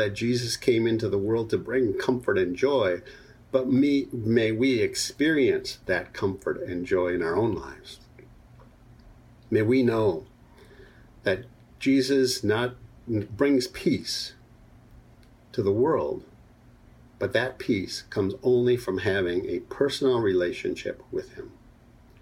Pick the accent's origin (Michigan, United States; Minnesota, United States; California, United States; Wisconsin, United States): Minnesota, United States; I was a young boy growing up in Minnesota